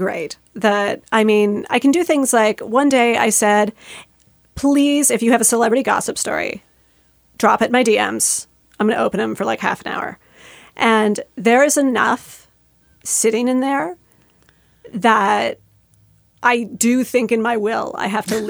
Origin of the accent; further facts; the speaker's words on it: Canada; And as a Canadian